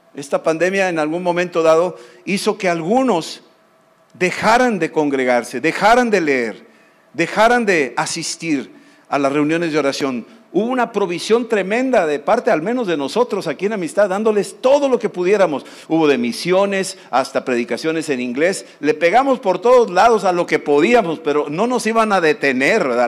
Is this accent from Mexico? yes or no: yes; Mexico; yo vengo de México